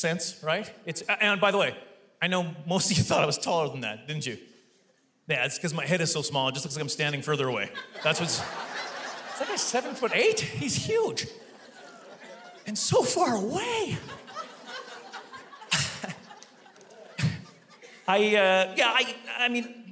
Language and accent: English; Canada; I'm Canadian